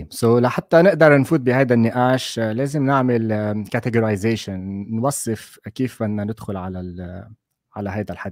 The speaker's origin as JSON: {"language": "Arabic", "country": "Lebanon", "tie": "born or raised there", "also_born_or_lived": "Saudi Arabia / Qatar / Dubai", "moved": "as an adult", "lives_now": "Netherlands", "said": "ما عندي مشكلة أحكي بالعربي بالعكس أنا ولدت بلبنان واشتغلت بلبنان فتره طويله قبل ما اسافر لبرا واشتغلت بالخليج والسعوديه وبقطر وبدبي والى اخره وانا صار لي بهولندا تقريبا اربع سنين"}